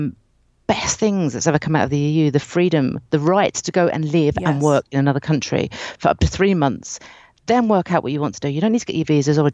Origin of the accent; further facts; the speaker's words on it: United Kingdom; moved away; I'm a British immigrant, but I'm white, but I'm an immigrant all the same